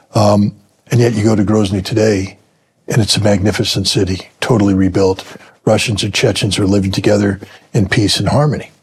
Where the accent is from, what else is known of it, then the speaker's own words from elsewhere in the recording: United States; As an American